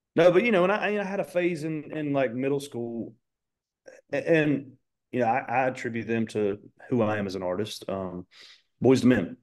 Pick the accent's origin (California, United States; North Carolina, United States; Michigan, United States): North Carolina, United States; Dallas; when I tell people where I'm from, I'm like, "No, I'm just from Charlotte 'cause nobody knows where Dallas is at."